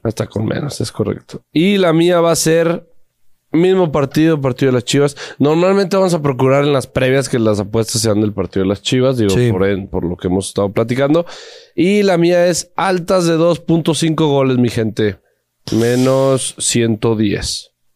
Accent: Guadalajara, Jalisco, Mexico; somos de Guadalajara y porque mi familia le va al Atlas

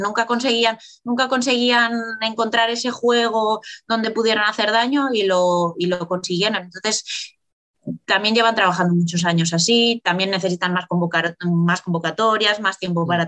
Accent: Valladolid, Castile and León, Spain; moved away as an adult; also born or lived in Italy / Burela; Salí con 24, 25 años de Valladolid

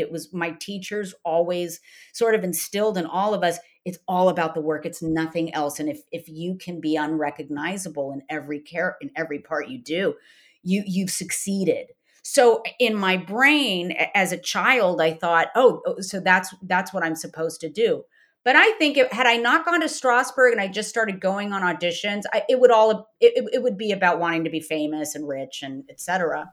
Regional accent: Downey, California, United States; I was, uh, born and raised in Downey

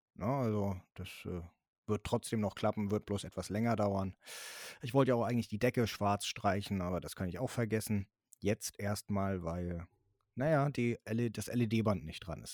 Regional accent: Schleswig-Holstein, Germany; hier bei uns in Schleswig-Holstein

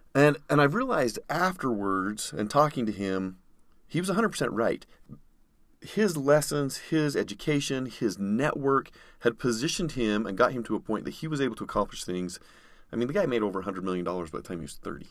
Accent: Utah, United States; grew up in Utah, born and raised

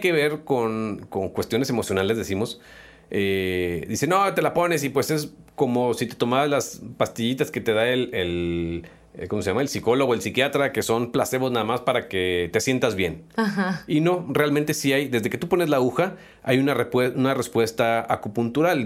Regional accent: Mexico; como buenos mexicanos

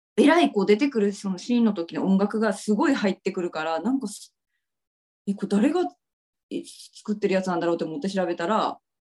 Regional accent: Ibusuki, Kagoshima, Japan; moved away; 実家が指宿ですね。

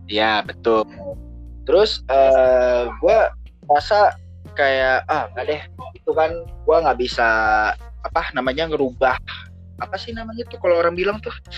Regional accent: Jakarta, Indonesia; Gue dari Jakarta. Gue di Jakarta.

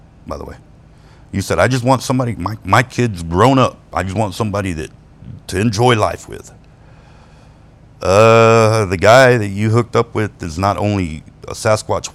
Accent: Ozona, Texas, United States; moved away as an adult; also born or lived in Lubbock, Texas; I'm fucking from Ozona, Texas

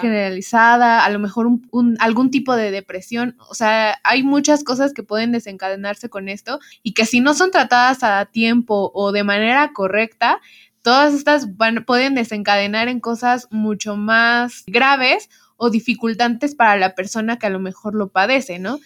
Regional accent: Mexico; no solo nosotros como mexicanos lo estamos viviendo

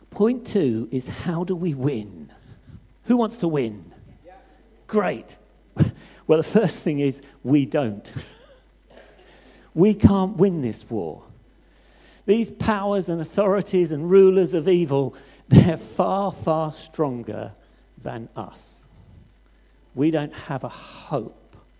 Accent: Hastings, South East England, United Kingdom; I come from Hastings on the south coast

